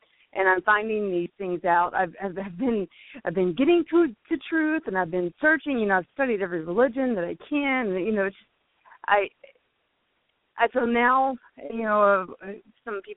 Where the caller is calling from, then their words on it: Fort Worth, Texas, United States; I'm calling from Fort Worth, Texas.